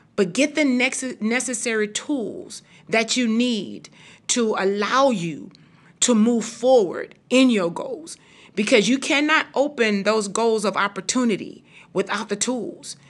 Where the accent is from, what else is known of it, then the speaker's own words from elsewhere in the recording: Houston, Texas, United States; I am from and born and raised in Fifth Ward, Texas